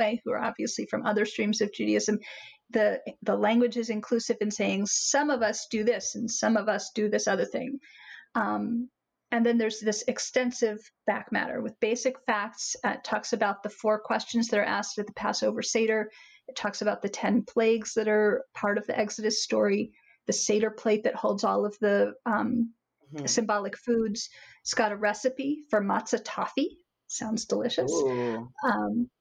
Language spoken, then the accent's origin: English; Philadelphia, Pennsylvania, United States; I'm from Philadelphia